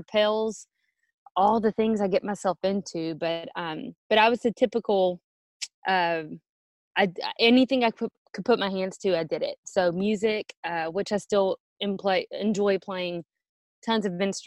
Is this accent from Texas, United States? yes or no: yes; Orange, Texas, United States; moved away as an adult; now in Atlanta, Texas, United States; I grew up in Orange, Texas, which is way down southeast, right by the Gulf of Mexico and Louisiana.